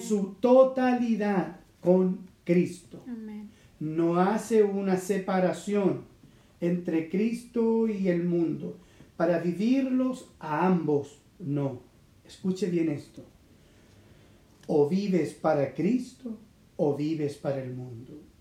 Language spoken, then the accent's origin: Spanish; Chile; yo nací en Chile. Y también eso me da a mí una, identidad. Soy un chileno